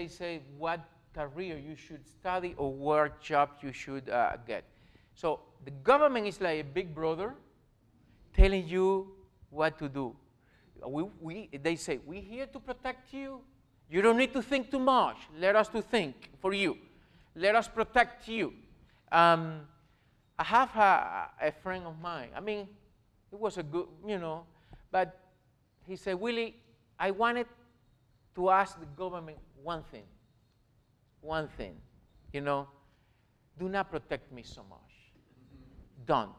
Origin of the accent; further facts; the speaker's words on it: Jovellanos, Matanzas, Cuba; English is a second language; moved away as an adult; also born or lived in Miami, United States; now in Ohio, United States; In my hometown, Jovellanos, in my hometown in Jovellanos, where we live